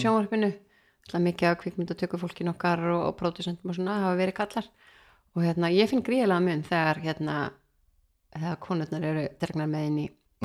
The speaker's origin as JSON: {"language": "Icelandic", "town": "Keflavík", "region": "Southern Peninsula", "country": "Iceland", "tie": "born or raised there", "also_born_or_lived": "Denmark", "moved": "as an adult", "lives_now": "Reykjavík, Iceland", "said": "ég er frá Keflæk og er raunin alveg þar upp"}